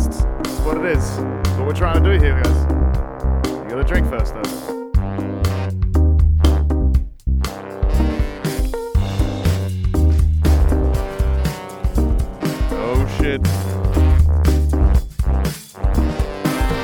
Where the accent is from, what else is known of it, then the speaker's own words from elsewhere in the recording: Australia; I'm Australian